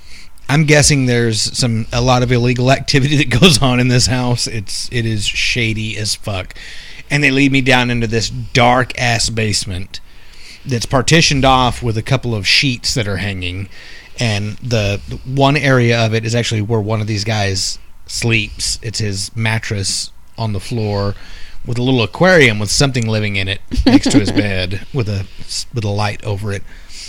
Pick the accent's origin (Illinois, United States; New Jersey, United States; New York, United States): New York, United States; Queens; being a New Yorker and, you know, born and raised in Queens.